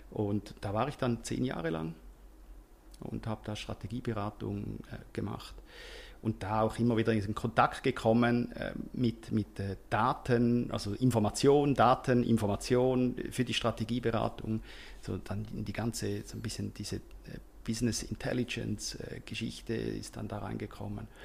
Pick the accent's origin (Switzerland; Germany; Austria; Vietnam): Switzerland; Also es ist sehr viel äh, am, am Laufen bei uns in der Schweiz, eben überdurchschnittlich.